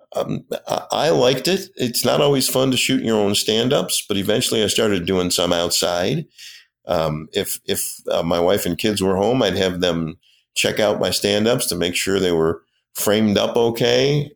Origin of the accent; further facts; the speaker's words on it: Rochester, New York, United States; moved away as an adult; also born or lived in Erie; now in Buffalo, United States; I grew up in Ro, I'm, I'm a Rochester kid